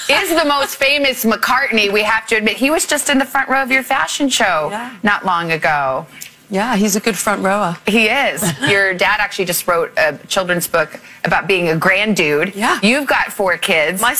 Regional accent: Tucson, Arizona, United States; I told, just told you I grew up in Tucson

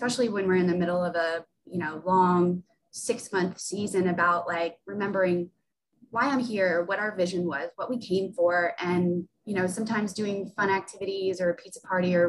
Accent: the South, United States; also born or lived in Sacramento / Birmingham; now in Gwinnett, United States; I'm a Southern girl and I missed being in the South

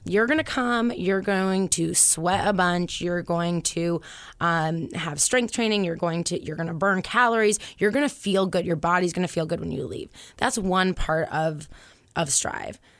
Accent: Concord, New Hampshire, United States; also born or lived in Boston; I'm from Concord. I grew up here

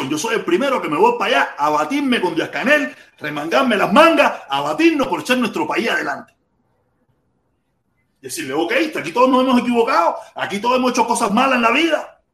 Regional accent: Cuba; Vamos a hacerlo como los cubanos mandan. Como los cubanos la queremos, pero sin socialismo, sin comunismo. Vamos a inventar algo para nosotros mismos.

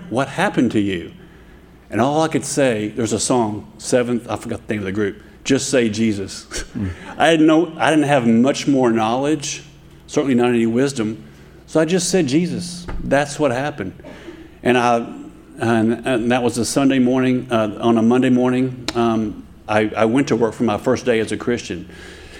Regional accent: Dallas, Texas, United States; I grew up here in Dallas, off Jimmler and I-30

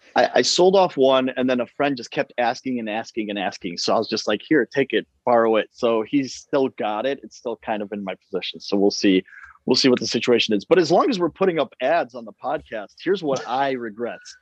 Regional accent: Chicago, Illinois, United States; I'm from Chicago

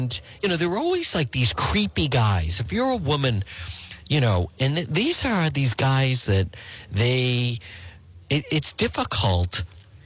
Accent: Edgewood, United States; growing up in Edgewood

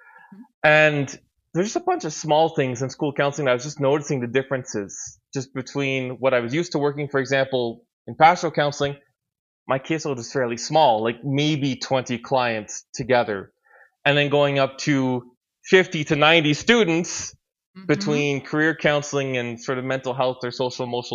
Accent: Ottawa Valley, Quebec, Canada; the sort of area where I grew up, which is a very rural community in kind of like Ottawa Valley, Quebec

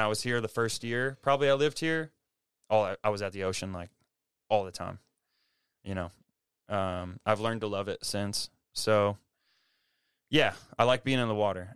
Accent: Milwaukee, Wisconsin, United States; moved away as an adult; now in Seattle, United States; I grew up in, around Milwaukee, Wisconsin

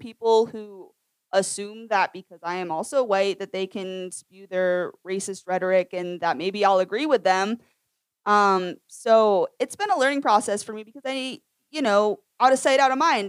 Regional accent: Lewiston, Maine, United States; moved away; I grew up for part of my upbringing in Lewiston, Maine

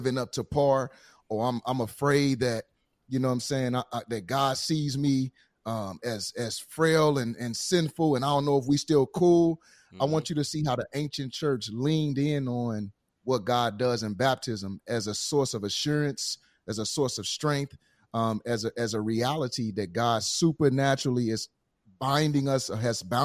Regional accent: St. Louis, Missouri, United States; moved away; I'm from St. Louis

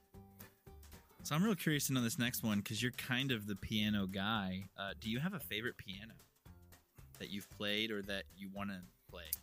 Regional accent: Louisville, Kentucky, United States; we grew up in Louisville

